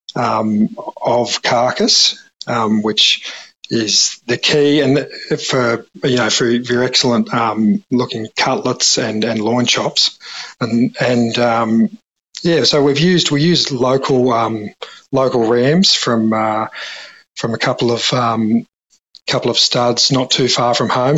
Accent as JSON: {"language": "English", "town": "Mimosa", "region": "New South Wales", "country": "Australia", "tie": "born or raised there", "also_born_or_lived": "London"}